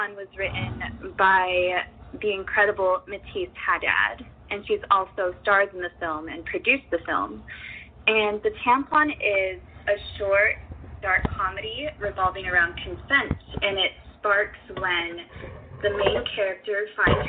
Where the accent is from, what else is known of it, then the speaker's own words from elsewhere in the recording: United States; as a young woman growing up in America today